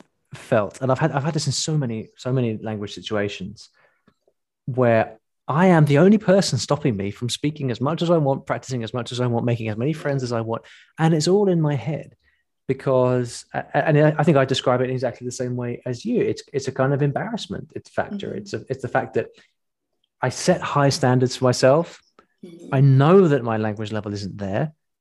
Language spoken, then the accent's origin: English; United Kingdom; We in the UK have that exact same problem, because we're not British people are not the best foreign exports